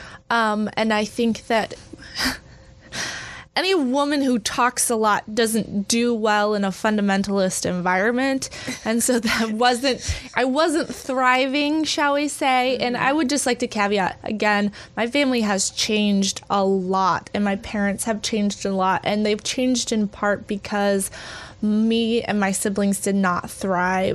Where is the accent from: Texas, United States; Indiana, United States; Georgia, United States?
Texas, United States; I grew up evangelical in Texas.